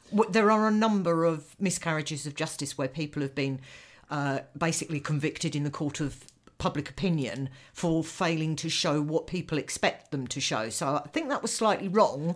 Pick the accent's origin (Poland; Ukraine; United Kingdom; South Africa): United Kingdom; as a British person